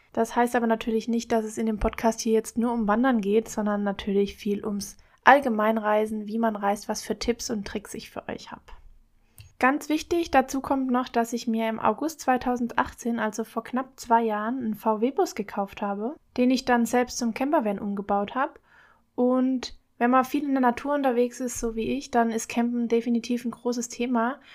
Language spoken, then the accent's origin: German; Baden-Württemberg, Germany; moved away as an adult; also born or lived in Bavaria / Palatinate, Rhineland-Palatinate; now in Rhineland-Palatinate, Germany; Ursprünglich komme ich aber eigentlich aus Bayern, aber bin in Baden-Württemberg aufgewachsen